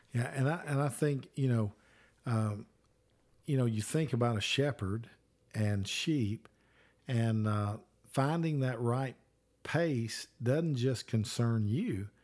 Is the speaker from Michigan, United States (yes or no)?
no; Alabama, United States; I'm from Alabama